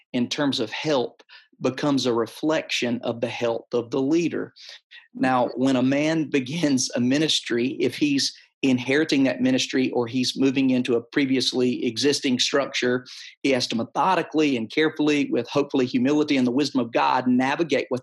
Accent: Perry, Georgia, United States; also born or lived in Warner Robins, Georgia / Cartersville, Georgia; now in Woodstock, United States; I served in Warner Robins, Georgia, Perry, Georgia, which is my hometown

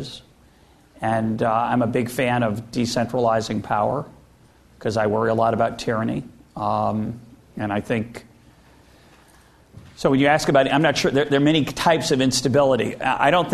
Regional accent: United States; I'm speaking now as an American

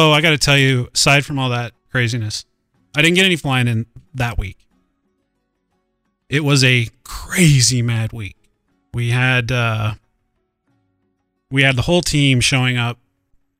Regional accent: Montana, United States; I've learned growing up in Montana that you never swerve to miss an animal.

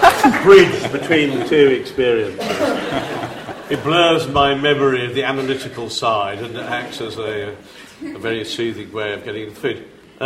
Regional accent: Italy

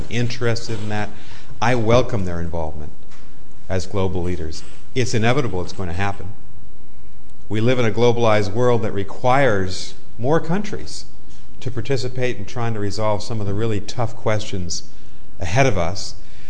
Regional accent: United States; as an American, former government official, now professor

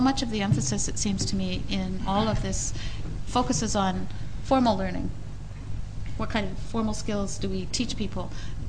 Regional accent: Canada; I'm speaking as a Canadian

